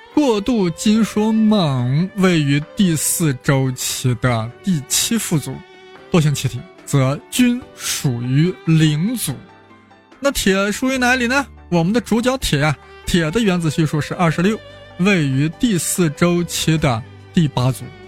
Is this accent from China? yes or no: yes; China